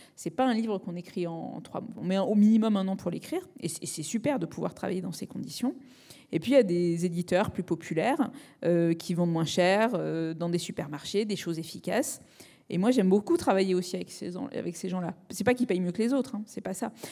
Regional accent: Marseille, Provence-Alpes-Côte d'Azur, France; Je suis méditerranéenne, je suis née à Marseille

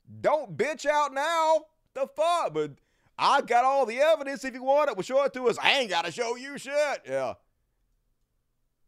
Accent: Mississippi, United States; I grew up in Mississippi

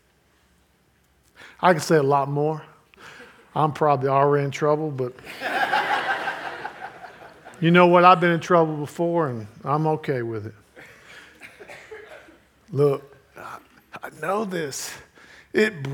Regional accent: United States; I'm American

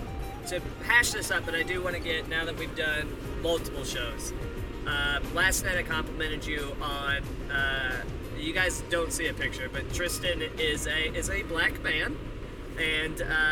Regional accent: Wichita, Kansas, United States; moved away as an adult; now in Chicago, United States; I grew up in Wichita, Kansas

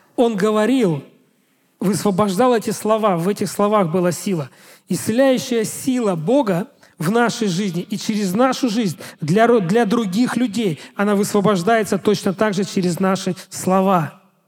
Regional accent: Russia; я пастор из России

